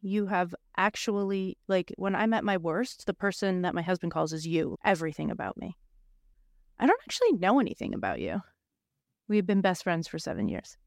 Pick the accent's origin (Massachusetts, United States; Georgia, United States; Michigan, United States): Massachusetts, United States; Boston; I'm a girl from Boston